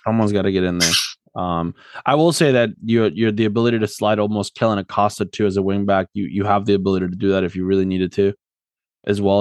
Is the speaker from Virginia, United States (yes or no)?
no; South Florida, United States; moved away as an adult; also born or lived in Argentina; now in Philadelphia area, United States; I grew up in South Florida